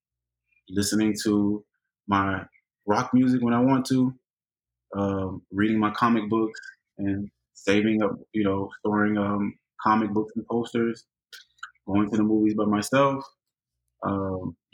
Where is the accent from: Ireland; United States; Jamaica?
United States; Hialeah, Florida; growing up in Hialeah, predominantly Hispanic, we had our own little African-American